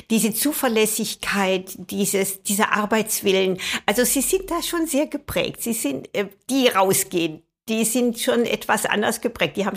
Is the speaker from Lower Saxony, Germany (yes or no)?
no; Höfen, Baden-Württemberg, Germany; mein Schwiegervater kam genau von diesem Ort her, wo ich herkomme, also ein kleines Nest bei Biberach, von Höfen bei Biberach an der Riss.